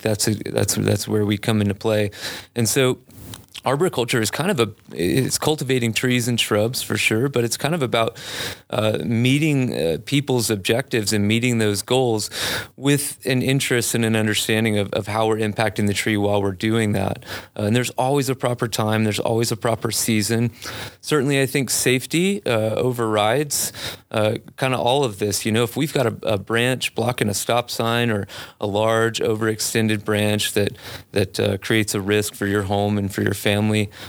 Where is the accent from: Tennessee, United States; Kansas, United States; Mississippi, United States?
Mississippi, United States; Biloxi; moved away as an adult; also born or lived in Colorado; I grew up in Biloxi, Mississippi.